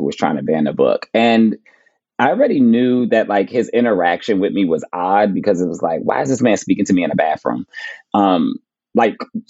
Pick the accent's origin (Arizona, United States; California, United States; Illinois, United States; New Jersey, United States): New Jersey, United States; Plainfield; moved away; I'm going to my hometown to speak in my public library for the first time. So that'll be cool, like speaking at the Plainfield Public Library